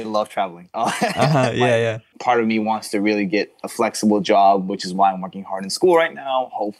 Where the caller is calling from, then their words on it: Gainesville, Florida, United States; I'm calling from Gainesville, Florida.